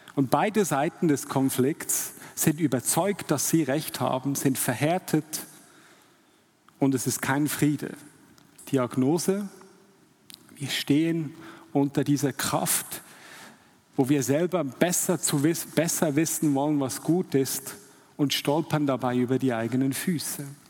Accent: Switzerland; als Schweizer

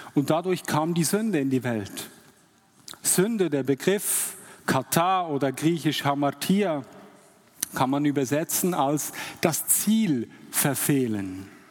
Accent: Switzerland; als Schweizer

